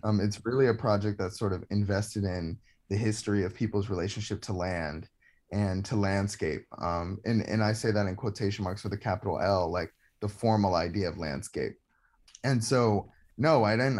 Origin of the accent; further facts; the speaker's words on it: Atlanta, Georgia, United States; now in Brooklyn, United States; growing up in Georgia